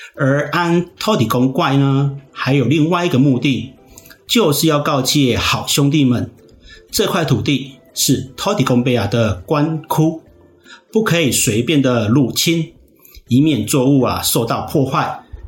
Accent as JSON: {"language": "Chinese", "country": "Taiwan", "said": "我们台湾人"}